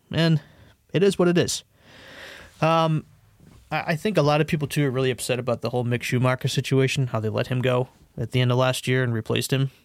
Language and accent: English; United States; as an American